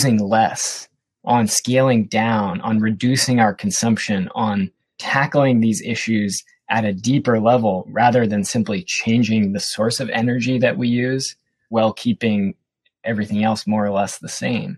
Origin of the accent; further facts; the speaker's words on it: Seattle, Washington, United States; My background is I grew up in Seattle